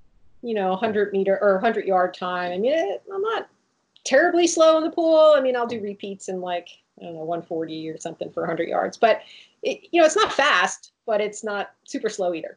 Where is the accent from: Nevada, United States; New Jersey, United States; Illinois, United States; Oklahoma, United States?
New Jersey, United States; Jersey Shore; I grew up on the Jersey Shore, going in the ocean and swimming in swimming pools